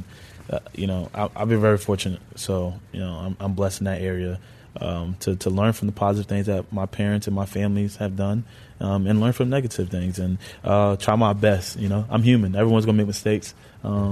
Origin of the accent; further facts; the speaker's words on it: Pennsylvania, United States; also born or lived in Bronx, New York; when I was like 5-6 years old, my parents moved me and my siblings to Pennsylvania.